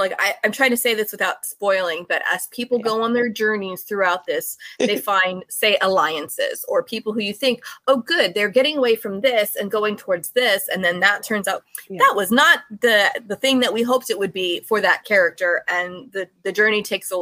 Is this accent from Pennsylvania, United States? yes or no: no; Anaheim, California, United States; I'm from Anaheim